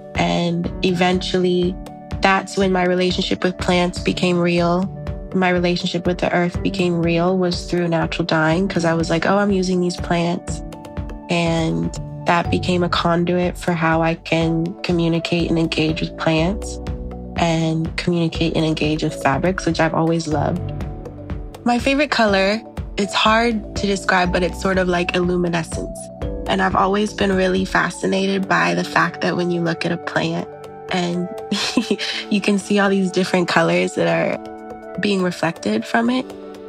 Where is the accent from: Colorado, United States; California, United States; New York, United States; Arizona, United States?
Arizona, United States; I was born in the desert. I'm from Arizona, but I've sort of been everywhere. So that's a complicated question for me, but I'm definitely from Arizona.